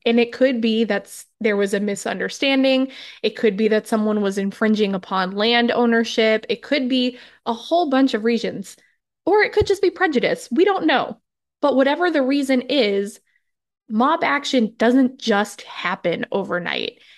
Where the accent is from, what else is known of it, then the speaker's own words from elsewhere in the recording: New Hampshire, United States; moved away; I grew up in New Hampshire